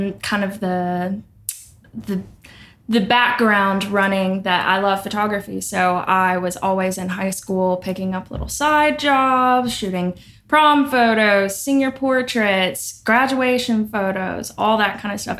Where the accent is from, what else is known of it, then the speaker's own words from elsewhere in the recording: Thomaston, Georgia, United States; also born or lived in North Atlanta, Georgia; now in Atlanta, United States; I'm originally from Thomaston, Georgia